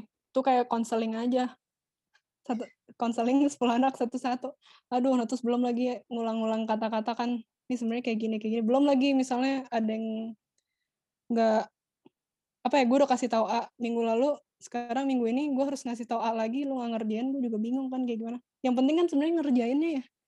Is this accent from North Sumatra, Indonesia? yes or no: no; Jakarta, Indonesia; Jakarta Utara gue Utara